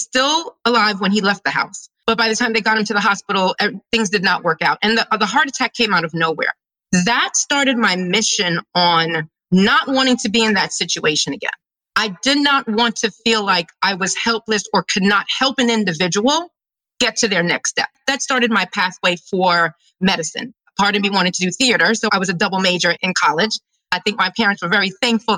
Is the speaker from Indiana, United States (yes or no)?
no; New York City, New York, United States; now in Philadelphia, United States; I'm a kid from Brooklyn, New York. I'm a New Yorker